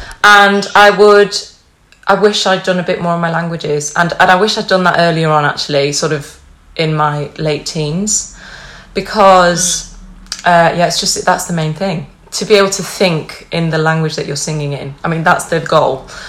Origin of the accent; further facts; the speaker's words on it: Cleveleys, North West England, United Kingdom; accent: Lancashire; My parents are from Lancashire, so that's where I get my accent from. Although it drifts into a southern vibe when I'm around southerners, but I'm up north now, so I sound like right proper northern lass.